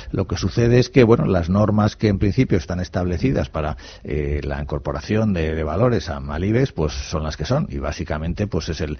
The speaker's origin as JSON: {"language": "Spanish", "region": "Basque Country", "country": "Spain", "said": "de Guipúzcoa."}